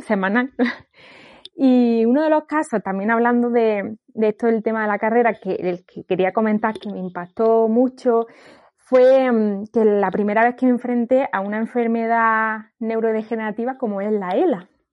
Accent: Granada, Andalusia, Spain; moved away as an adult; also born or lived in northern Spain; mi familia vive en Granada

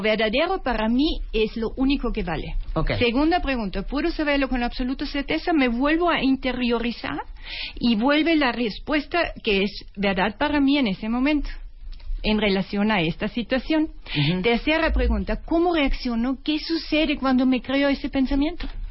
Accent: Austria; Spanish is a second language; moved away; perdón mi acento porque soy de origen austriaca

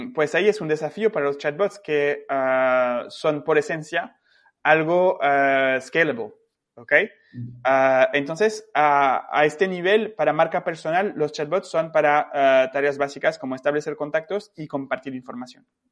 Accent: France; yo tengo como francés y, europeo

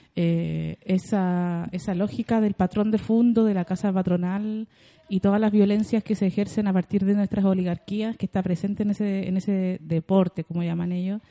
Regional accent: Santiago, Santiago Metropolitan Region, Chile; also born or lived in La Victoria, Santiago / Maipú, Santiago; yo nací en El Salto, en, ah. en Conchalí. Después viví en La Victoria muchos años, mi mamá se cambiaba mucho de casa

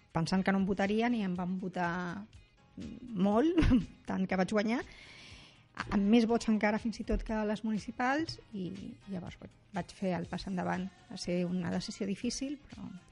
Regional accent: Rubí, Catalonia, Spain; jo sóc de Rubí

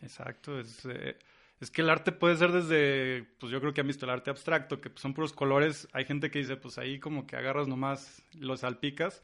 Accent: San Luis Potosí, Mexico; also born or lived in Santa Maria, Brazil; de aquí mero, de San Luis Potosí

